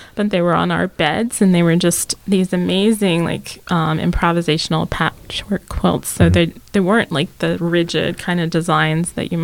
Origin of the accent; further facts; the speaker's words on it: the South, United States; I remember I'm from the South.